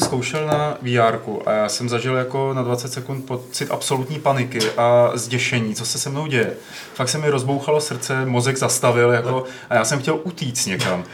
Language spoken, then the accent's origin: Czech; Czechia; my, když to budeme hrát jako Češi